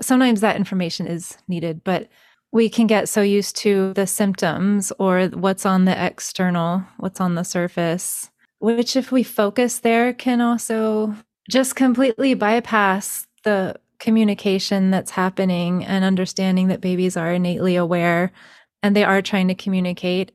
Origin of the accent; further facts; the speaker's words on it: North Carolina, United States; also born or lived in Colorado; now in Texas, United States; I'm from North Carolina, which is East Coast, and I live in Texas now